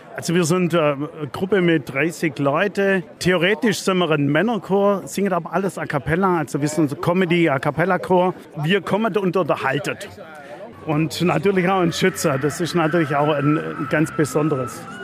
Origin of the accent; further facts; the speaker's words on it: Biberach an der Riß, Baden-Württemberg, Germany; bin aus Biberach-Birgerhardt